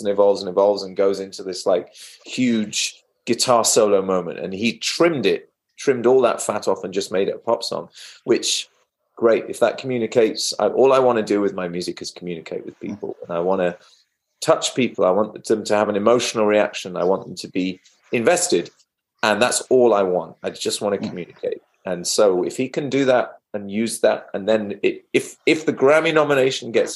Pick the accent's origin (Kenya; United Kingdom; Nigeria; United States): United Kingdom; Wales; moved away; also born or lived in England; I'm from Wales originally, in the west of England, little addendum to England